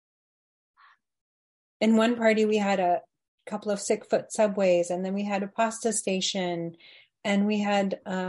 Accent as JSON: {"language": "English", "country": "India", "said": "culturally for us as Indian people, it's all about the food"}